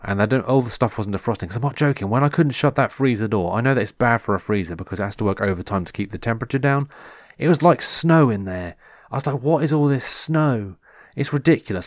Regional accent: England, United Kingdom; I'm English.

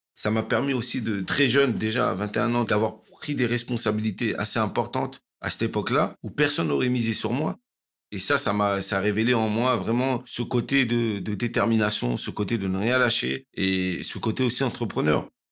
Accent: Cergy-Pontoise, Île-de-France, France; j'ai grandi à Cergy-Pontoise

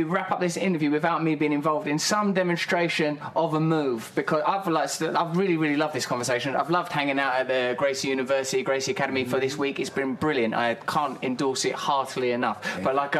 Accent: England, United Kingdom; That was because I'm English, right?

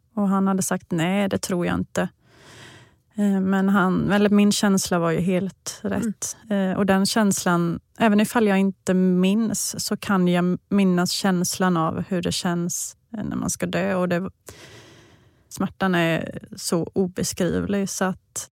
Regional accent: Vetlanda, Jönköping County, Sweden; hemma i Vetlanda.

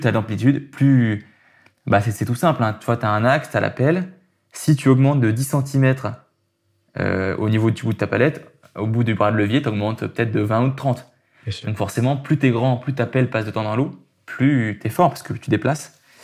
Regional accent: Aix-les-Bains, Auvergne-Rhône-Alpes, France; moved away as an adult; now in Lyon, France; je suis né à Aix-les-Bains, dans un petit village en Savoie

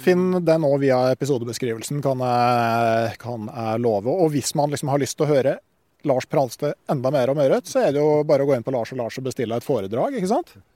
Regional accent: Gausdal, Innlandet, Norway; Jeg kommer jo fra Gausdal

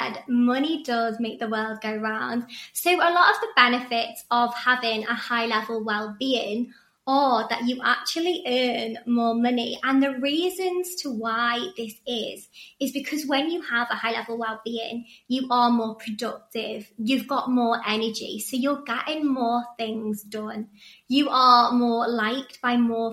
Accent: Chester, North West England, United Kingdom; moved away as an adult; now in Sydney, Australia; I'm actually from Chester and I moved here 4 years ago next month

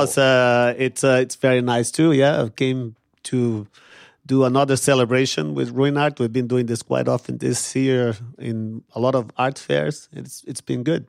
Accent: São Paulo, Brazil; moved away; I grew up poor in Brazil, in São Paulo, in a favela on the outskirts of São Paulo

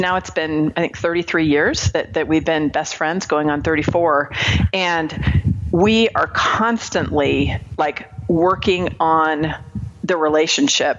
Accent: Marin County, California, United States; I grew up in Marin County, California.

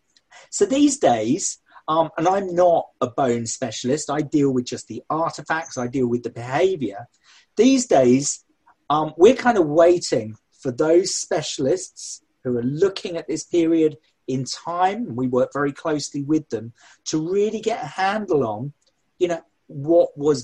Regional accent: Sussex, South East England, United Kingdom; where I grew up. I was born in Sussex

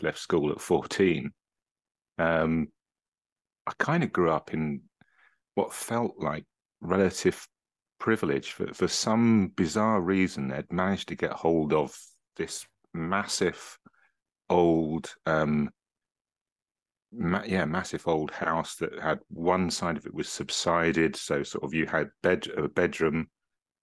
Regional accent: Cambridge, East of England, United Kingdom; I was born in Cambridge, actually in what was the original Rosie Maternity Ward on Mill Road

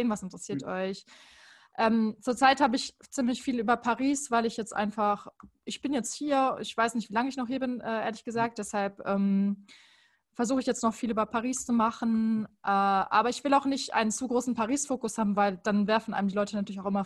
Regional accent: Baden-Württemberg, Germany; ich komme beispielsweise aus der Nähe von Heidelberg.

